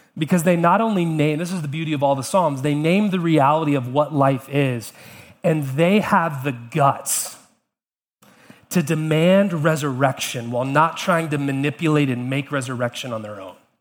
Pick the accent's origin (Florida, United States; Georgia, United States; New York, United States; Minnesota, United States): Georgia, United States; Atlanta; now in Charlottesville, United States; growing up in Atlanta